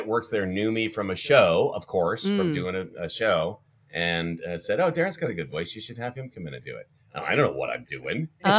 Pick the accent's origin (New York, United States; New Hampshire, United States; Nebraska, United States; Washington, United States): Washington, United States; Ferndale; moved away; also born or lived in Los Angeles; But I'm from a small town. I grew up in Ferndale, Washington, and that had like 4,400 people